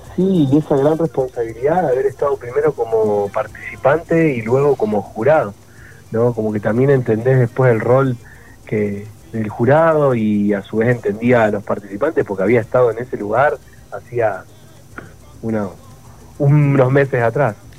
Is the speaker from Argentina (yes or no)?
yes; Rosario, Santa Fe, Argentina; Rosario, que es mi ciudad, que, nada, donde, a donde voy digo con mucho orgullo que, soy rosarino